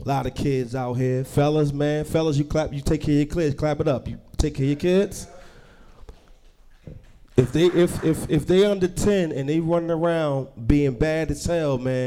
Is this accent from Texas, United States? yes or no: no; Newark, New Jersey, United States; I'm from Newark, New Jersey